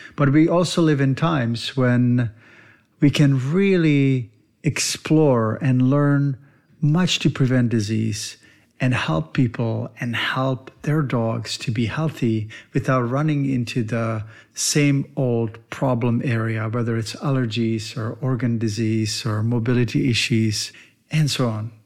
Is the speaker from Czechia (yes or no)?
yes; Czechia; moved away; I was born in the Eastern Bloc in Czech Republic, and my dad was a veterinarian